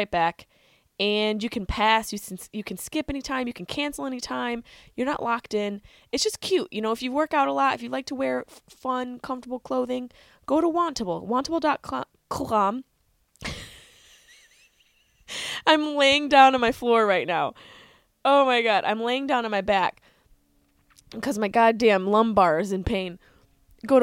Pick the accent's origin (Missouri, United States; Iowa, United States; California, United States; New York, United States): New York, United States; Syracuse; also born or lived in Boston; now in Los Angeles, United States; I grew up near the East Coast. I grew up in Syracuse, New York